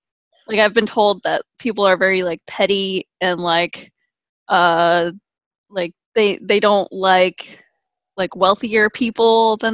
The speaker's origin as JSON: {"language": "English", "country": "Philippines", "said": "Yeah, I'm from a Filipino family, so like my I call Filipinos the Mexicans of Asia"}